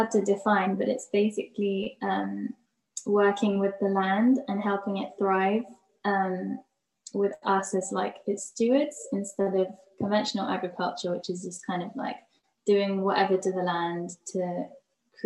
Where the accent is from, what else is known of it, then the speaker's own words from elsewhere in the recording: London, United Kingdom; growing up in London, in like different areas